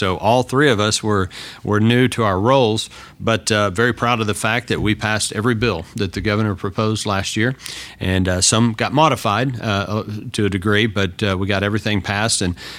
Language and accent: English; Texas, United States; I was born and raised in Texas, and all my family still hails from down there.